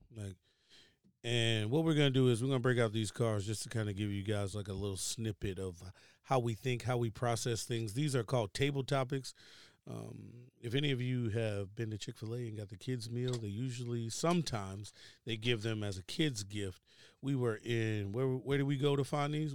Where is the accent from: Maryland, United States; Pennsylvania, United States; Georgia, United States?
Maryland, United States; Baltimore; moved away; also born or lived in Richmond, Virginia; I'm originally from Baltimore, Maryland. Um, by way of Richmond, Virginia, which means, like, I went to school in Virginia